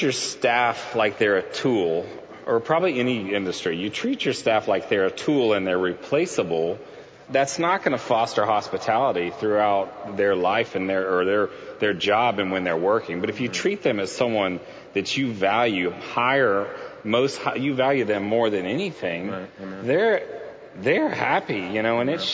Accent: Houston, Texas, United States; I grew up in Houston

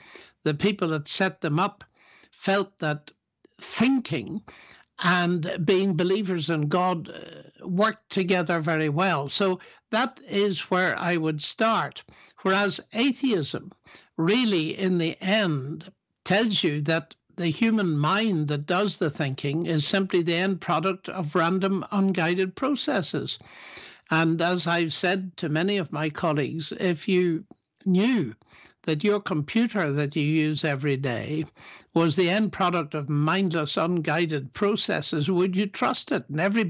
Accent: Northern Ireland, United Kingdom; Sure. As you said, Northern Ireland was full of sectarian violence in my t

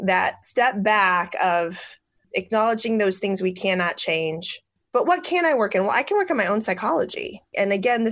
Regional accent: Pella, Iowa, United States; I'm from Pella

